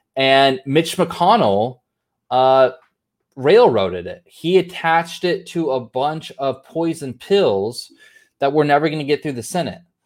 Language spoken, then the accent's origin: English; United States; I'm an American